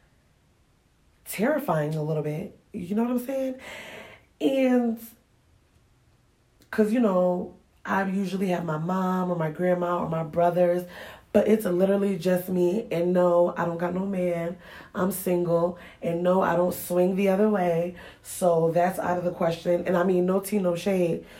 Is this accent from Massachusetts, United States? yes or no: yes; Springfield, Massachusetts, United States; also born or lived in Ghana; where I grew up at in Springfield, Massachusetts